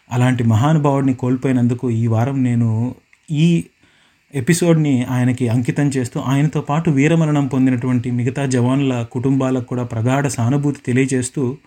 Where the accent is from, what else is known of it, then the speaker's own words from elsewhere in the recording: Madanapalle, Andhra Pradesh, India; now in Dunedin, New Zealand; మా ఊరు మదనపల్లికి దగ్గరగా ఉండేటువంటి